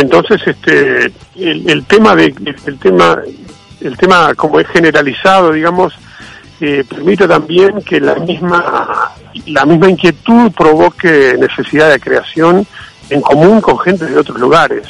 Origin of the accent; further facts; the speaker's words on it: Uruguay; nosotros los uruguayos